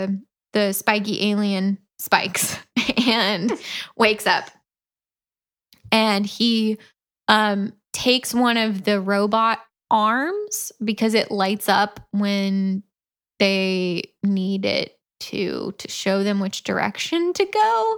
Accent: Central Florida, United States; moved away; And I'm from Central Florida

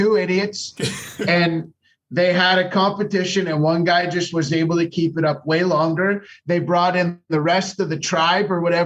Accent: Canada; As a Canadian touring comedian

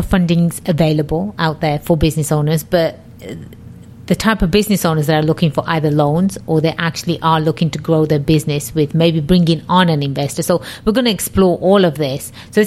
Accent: England, United Kingdom; now in United States; I was born and raised in England.

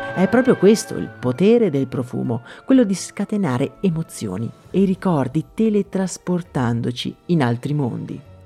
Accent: Italy; dalle mie parti

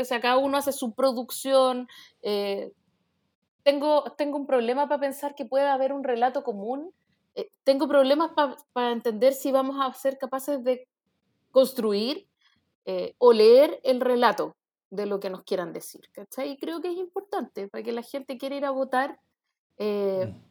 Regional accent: Chile; somos chilenos

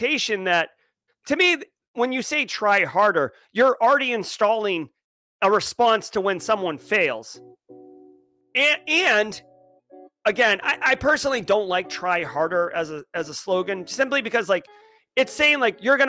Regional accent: New England, United States; now in South Carolina Lowcountry, United States; I grew up in New England.

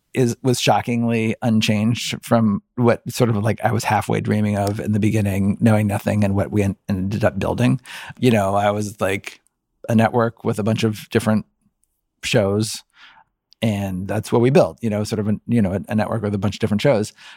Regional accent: Cincinnati, Ohio, United States; I grew up in Cincinnati, Ohio.

